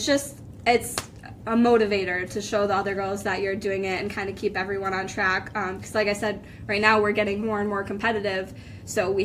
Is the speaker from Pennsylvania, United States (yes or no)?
yes; Jessup, Pennsylvania, United States; I'm from Jessup, so not actually too far from here